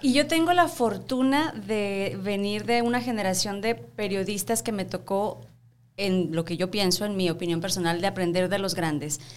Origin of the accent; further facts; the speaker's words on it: Cuauhtémoc, Chihuahua, Mexico; moved away as an adult; now in El Paso, United States; Yo soy de Cuauhtémoc, Chihuahua.